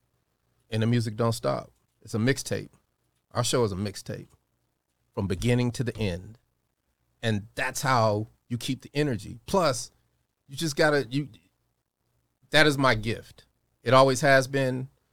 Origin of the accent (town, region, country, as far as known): Denver, Colorado, United States; born or raised there; also born or lived in Chicago